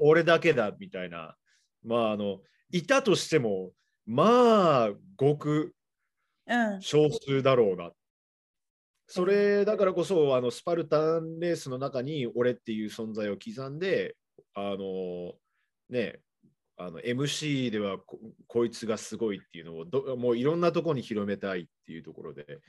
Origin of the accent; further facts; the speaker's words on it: Seattle, Washington, United States; now in Japan; 僕の実家の方シアトルなんですけど